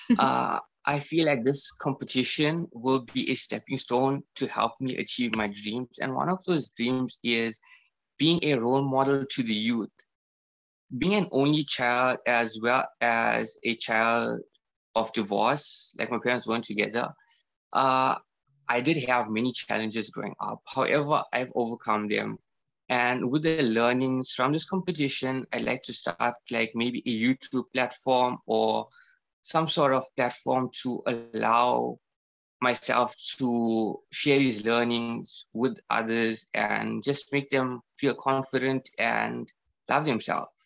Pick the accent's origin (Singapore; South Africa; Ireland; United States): South Africa; being proudly South African